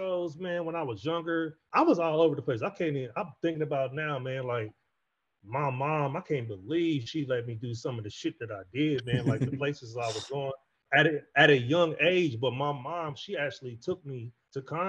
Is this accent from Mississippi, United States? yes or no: no; Kansas, United States; we're from Kansas